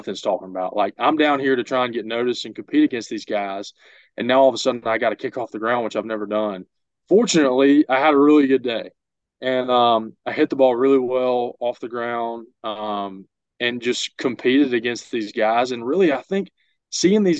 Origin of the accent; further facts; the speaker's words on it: Jackson, Mississippi, United States; I'm from Jackson, Mississippi